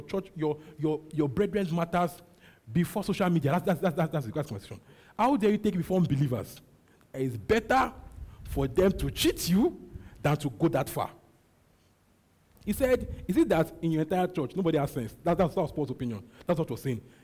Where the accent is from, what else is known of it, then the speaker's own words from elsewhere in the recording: Nigeria; My mind and my body, okay, can be Nigerian